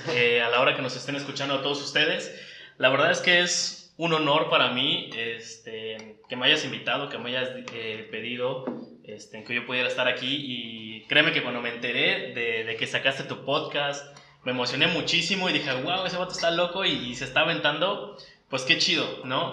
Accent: Cancún, Quintana Roo, Mexico; also born or lived in Valladolid; soy aquí de Cancún

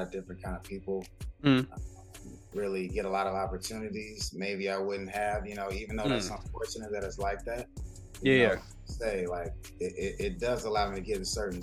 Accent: Dallas, Texas, United States; moved away as an adult; also born or lived in Yonkers, New York; now in Brooklyn, United States; I grew up in Texas, and I moved to New York 7 years ago

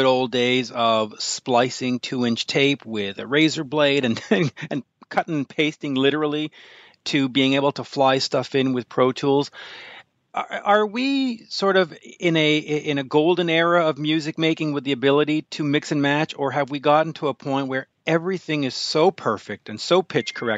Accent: Canada; also born or lived in Montreal; being a Canadian living in Montreal

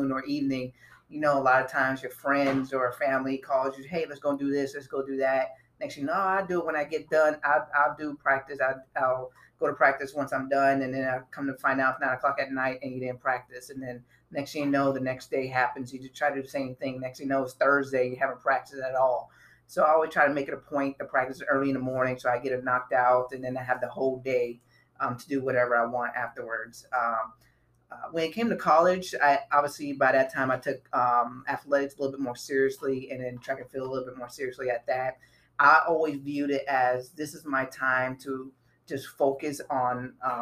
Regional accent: Miami, Florida, United States; where I was from, I'm from Miami, Florida, so it was always hot.

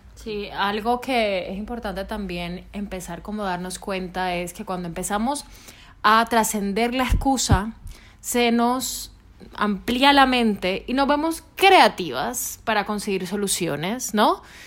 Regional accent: Colombia; now in Spain; somos colombianas

